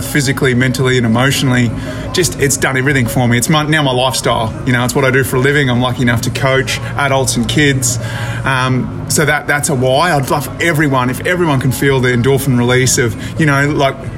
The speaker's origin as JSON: {"language": "English", "town": "Brisbane", "region": "Queensland", "country": "Australia", "said": "I'm from Brisbane, Australia"}